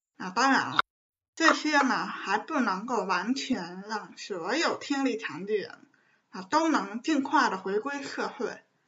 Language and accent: Chinese; Beijing, China; 是一名地地道道的北京女生